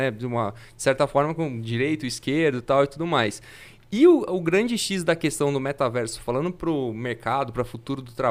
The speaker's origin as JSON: {"language": "Portuguese", "town": "Fernandópolis", "region": "São Paulo", "country": "Brazil", "lives_now": "São José do Rio Preto, Brazil", "said": "eu sou de Fernandópolis, não sou de Rio Preto, mas faz 10 anos que eu tô aqui."}